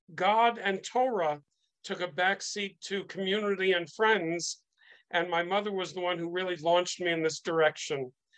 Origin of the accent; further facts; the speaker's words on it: New York, United States; growing up in New York, where you couldn't get your driver's license until you were 17